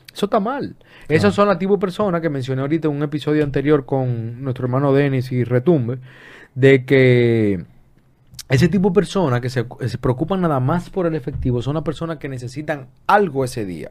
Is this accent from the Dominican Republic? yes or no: yes; Dominican Republic; aquí en este país, en mi país, que amo y adoro